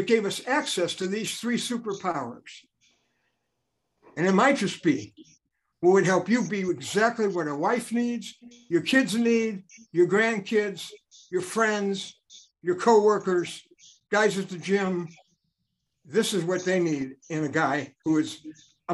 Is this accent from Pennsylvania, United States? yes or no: no; Chicago, Illinois, United States; growing up in Chicago, my dad took me to Riverview Park